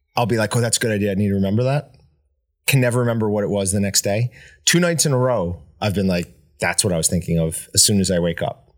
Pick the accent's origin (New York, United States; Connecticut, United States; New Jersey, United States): New York, United States; moved away; growing up in New York